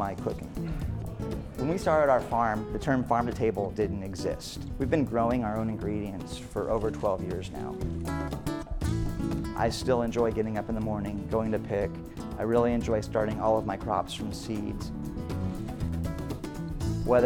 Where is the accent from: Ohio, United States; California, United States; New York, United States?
California, United States; Central Valley; Our families were farmers together in the Central Valley